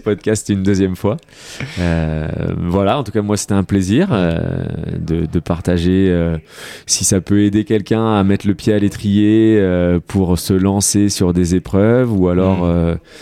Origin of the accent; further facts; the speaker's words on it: Rennes, Brittany, France; now in Annecy, France; je suis breton, donc je suis de Rennes